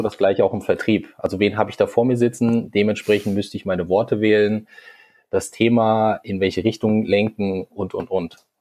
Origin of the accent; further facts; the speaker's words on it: Hesse, Germany; moved away as an adult; now in Hamburg, Germany; Ich komme eigentlich ursprünglich einmal aus Hessen, bin dann vor zwei Jahren naja, jetzt schon ein bisschen mehr als zwei Jahre, jetzt sind es schon über zweieinhalb Jahre nach Hamburg gezogen